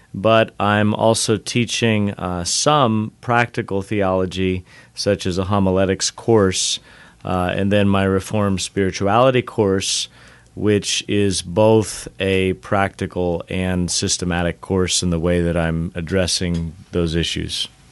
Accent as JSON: {"language": "English", "region": "Southern California", "country": "United States", "tie": "born or raised there", "moved": "as an adult", "said": "I grew up in Southern California"}